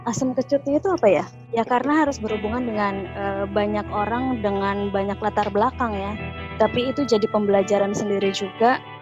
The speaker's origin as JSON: {"language": "Indonesian", "region": "Jakarta", "country": "Indonesia", "said": "Saya dari Jakarta, parokinya di pinggiran Jakarta."}